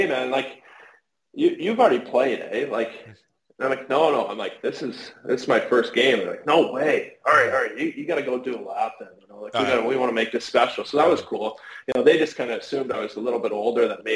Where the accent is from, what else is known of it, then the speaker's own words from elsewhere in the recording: Canada; being Canadian too